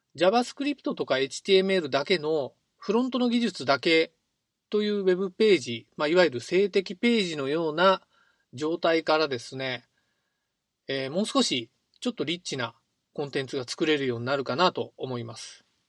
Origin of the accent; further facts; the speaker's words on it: Ehime, Japan; 僕の出身地は愛媛県なんですが